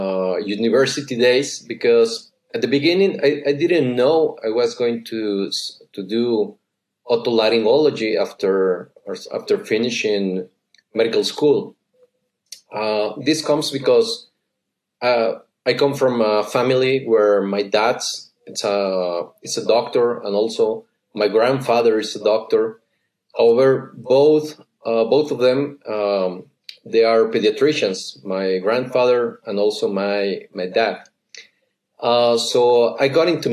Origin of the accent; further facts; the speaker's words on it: San Luis Potosí, Mexico; I come from San Luis, as you just said. It's a city right in the middle of the country.